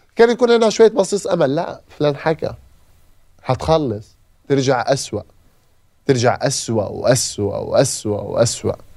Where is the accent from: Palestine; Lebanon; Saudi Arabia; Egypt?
Palestine; Gaza, Gaza Strip; moved away as an adult; اي طفل من عندنا من غزه